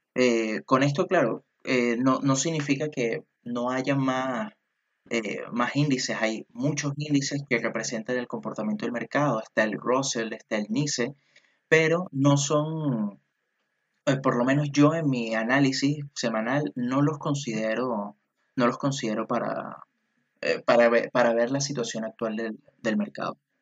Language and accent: Spanish; Venezuela; now in Chile; yo que soy venezolano y que resido aquí en Chile